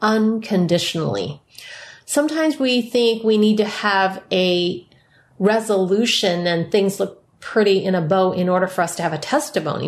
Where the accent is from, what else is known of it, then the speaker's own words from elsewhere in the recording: San Francisco, California, United States; San Francisco Chinatown, where I was born